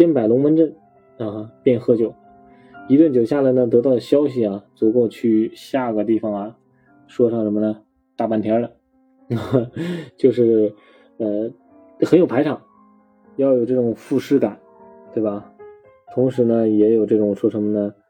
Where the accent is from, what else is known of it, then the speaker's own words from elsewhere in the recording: Henan, China; 不喝白酒啊，是显示不出我们河南人的热情，对吧？